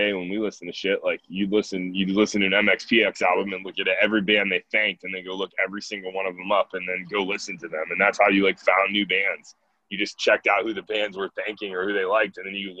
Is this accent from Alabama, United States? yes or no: no; Atlanta, Georgia, United States; also born or lived in Nashville, Tennessee; now in Ann Arbor, United States; I live in Ann Arbor, Michigan. So we're all spread out. I'm from Atlanta originally. And moved to Nashville